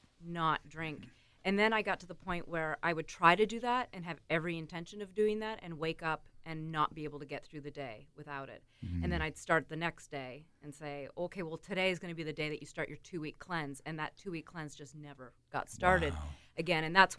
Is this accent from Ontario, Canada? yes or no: no; Antigonish, Nova Scotia, Canada; also born or lived in Calgary / Seattle; now in New York, United States; I'm from Antigonish, Nova Scotia. Right. Yep. Grew up there. Small town. Very kind of Irish-Scottish. Everybody loves to drink. but from there, I've lived in Calgary. I've lived in Seattle. And then I just moved to New York 5 years ago.